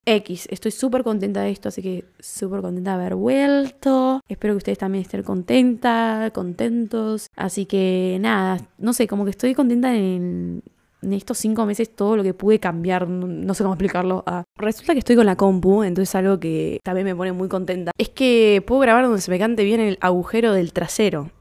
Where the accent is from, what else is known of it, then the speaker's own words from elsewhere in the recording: Lomas de Zamora, Buenos Aires Province, Argentina; nos juntábamos cuando éramos chicos en Lomas, en la esquina de Starbucks